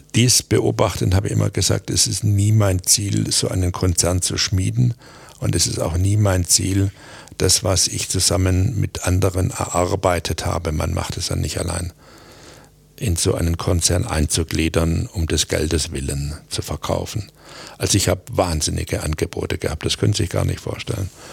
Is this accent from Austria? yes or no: no; Aalen, Baden-Württemberg, Germany; moved away; also born or lived in Stuttgart; was ich als Bub in Aalen nicht gelernt habe